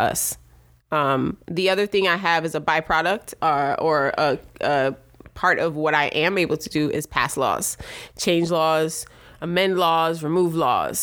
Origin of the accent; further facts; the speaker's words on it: New York City, New York, United States; also born or lived in Jamaica; I was born in Brooklyn.